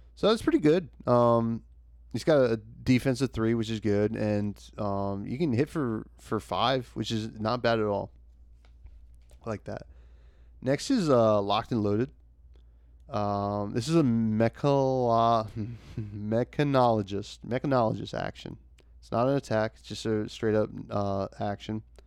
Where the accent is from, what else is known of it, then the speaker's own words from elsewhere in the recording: New Jersey, United States; I'm from Jersey